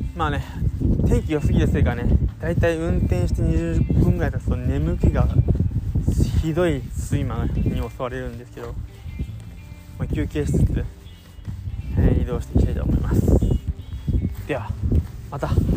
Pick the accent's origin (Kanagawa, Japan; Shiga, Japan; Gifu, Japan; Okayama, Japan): Kanagawa, Japan; 俺の地元